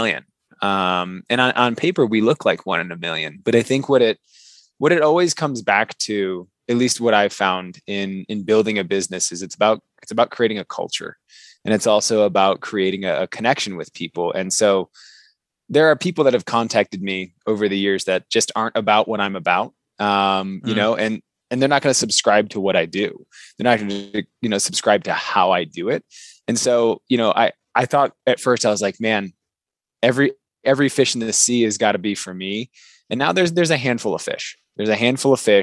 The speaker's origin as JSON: {"language": "English", "region": "Michigan", "country": "United States", "tie": "born or raised there", "moved": "as an adult", "lives_now": "Colorado, United States", "said": "I grew up in Michigan originally"}